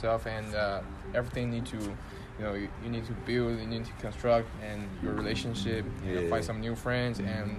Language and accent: English; China; moved away as an adult; now in United States; we all come from China.